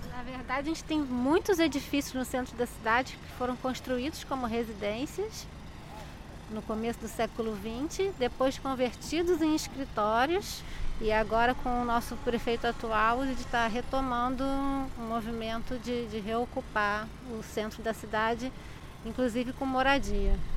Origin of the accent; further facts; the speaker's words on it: Rio de Janeiro, Brazil; sou carioca, moro no Rio minha vida inteira